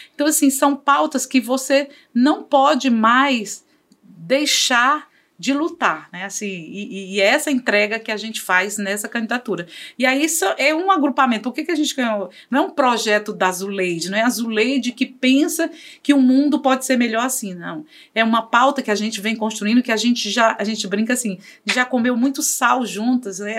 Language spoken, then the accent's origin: Portuguese; Fortaleza, Ceará, Brazil; also born or lived in Cariri, Ceará; nasci em Fortaleza, vim para estudar na, em escolas públicas